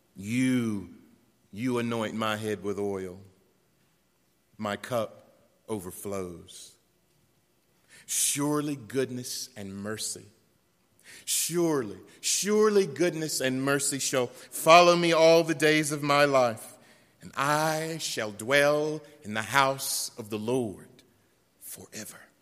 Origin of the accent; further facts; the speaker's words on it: Western North Carolina, United States; also born or lived in Beech Mountain, North Carolina; I'm from North Carolina, I'm from Western North Carolina